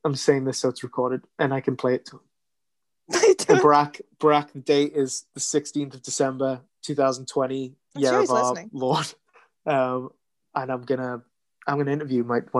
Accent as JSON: {"language": "English", "country": "United Kingdom", "said": "I'm a very British boy"}